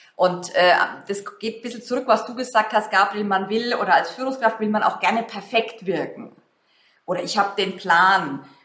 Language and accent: German; Germany; wir uns als Deutsche